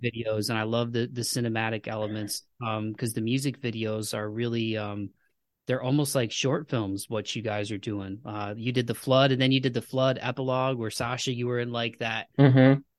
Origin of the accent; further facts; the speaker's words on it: United States; as an American